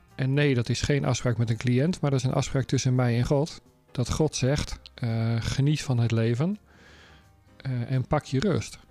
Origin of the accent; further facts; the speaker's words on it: Netherlands; moved away; als we terug zijn in ons thuisland